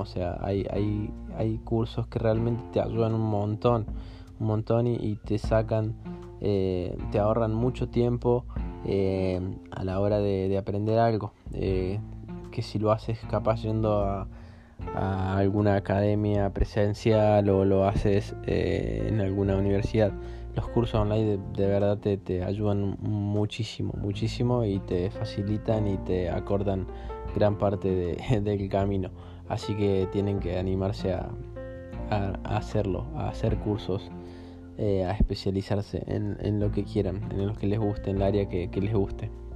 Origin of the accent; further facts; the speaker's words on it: Argentina; Yo soy argentina